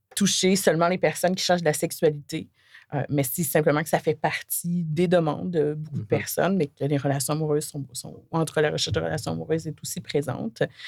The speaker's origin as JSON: {"language": "French", "area": "Côte-Nord", "region": "Quebec", "country": "Canada", "tie": "born or raised there", "lives_now": "Montreal, Canada", "said": "j'ai grandi sur la Côte-Nord"}